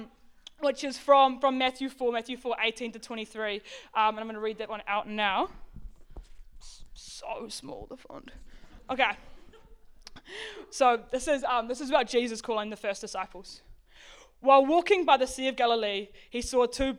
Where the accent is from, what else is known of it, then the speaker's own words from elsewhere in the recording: Auckland, New Zealand; moved away as an adult; now in Wellington, New Zealand; I grew up in West Auckland.